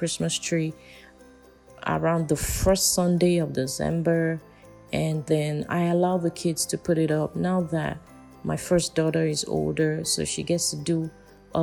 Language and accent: English; Nigeria; I'm from Nigeria